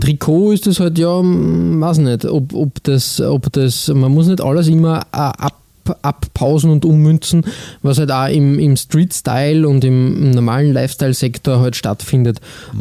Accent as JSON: {"language": "German", "country": "Austria", "said": "bei uns in Österreich"}